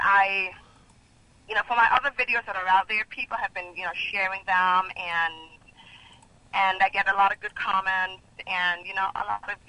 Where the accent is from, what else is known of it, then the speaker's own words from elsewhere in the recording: Jamaica; now in Boston, United States; I was born and raised in Jamaica.